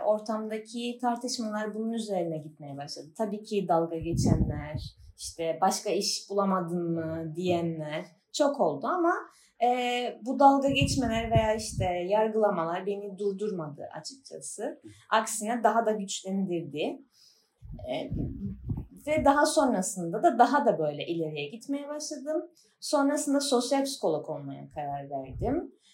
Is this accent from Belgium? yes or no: no; Famagusta, Cyprus; moved away as an adult; now in Çayırova, Cyprus; Mansu'da doğdum, büyüdüm.